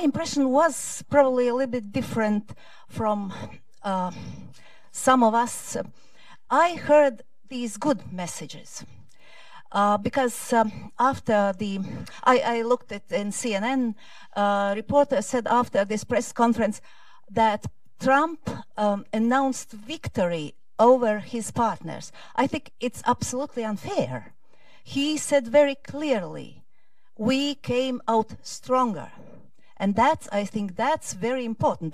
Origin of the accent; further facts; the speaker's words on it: Latvia; I come from Latvia, although in documents it's written differently. I come from Latvia